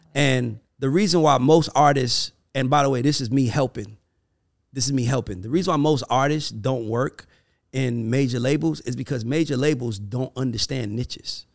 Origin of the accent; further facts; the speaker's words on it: United States; I'm an American